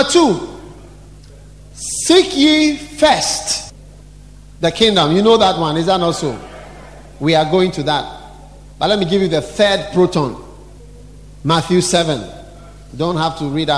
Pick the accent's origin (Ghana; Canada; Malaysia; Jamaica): Ghana; Accra, Greater Accra; I'm from Accra.